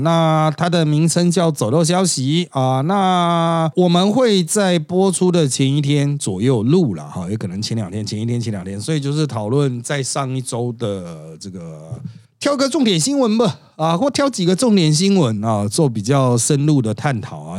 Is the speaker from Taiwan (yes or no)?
yes; Taiwan; 反正就是我们台湾人的习习惯